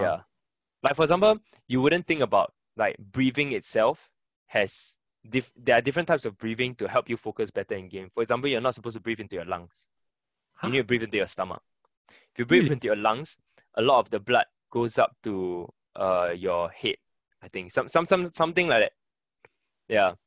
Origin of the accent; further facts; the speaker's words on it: Singapore; also born or lived in Germany; Singapore is already my home for the longest time